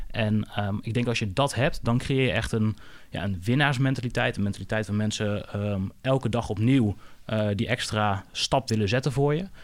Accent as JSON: {"language": "Dutch", "area": "Twente", "region": "Overijssel", "country": "Netherlands", "said": "de Twentse nuchterheid waar, waar ik vandaan kom."}